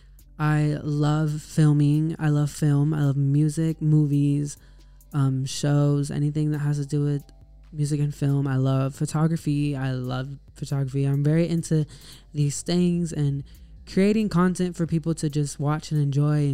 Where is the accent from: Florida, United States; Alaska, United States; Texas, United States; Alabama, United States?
Texas, United States; I am from Texas.